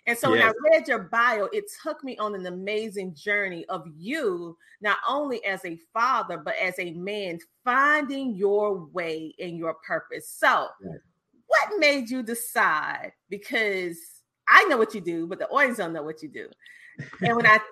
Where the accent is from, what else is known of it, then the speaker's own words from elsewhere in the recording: the South, United States; growing up in the South